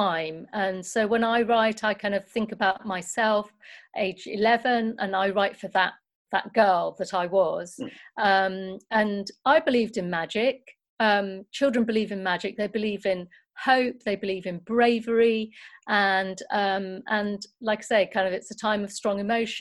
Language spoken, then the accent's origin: English; Nottingham, East Midlands, United Kingdom; When I was growing up in Nottingham, I went to a great primary school